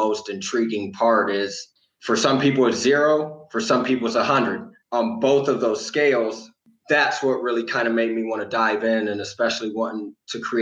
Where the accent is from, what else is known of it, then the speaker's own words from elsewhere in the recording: Midwest, United States; moved away as an adult; where I grew up in the Midwest